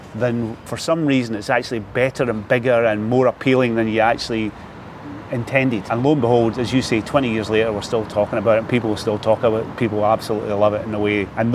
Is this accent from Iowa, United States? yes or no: yes; Des Moines, Iowa, United States; I decided, but again, I come from Des Moines. Somebody had to.